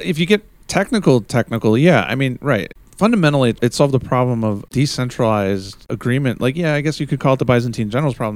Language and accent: English; United States; as an American